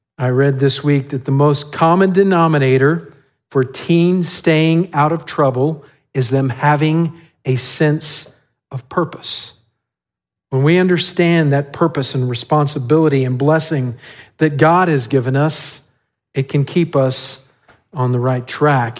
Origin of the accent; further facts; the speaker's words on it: West Texas, United States; now in San Antonio, United States; I grew up in West Texas